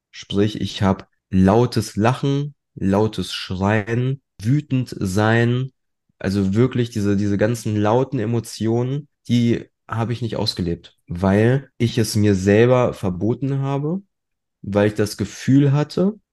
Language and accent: German; Germany; also born or lived in Poland; als Einzelkind groß geworden und wir sind schon, als ich noch relativ jung war, also mit 13 Monaten, sind wir damals aus Polen hierher gekommen.